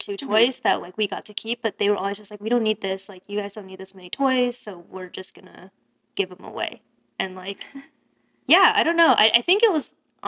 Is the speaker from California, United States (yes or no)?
yes; Bay Area, California, United States; growing up in the Bay Area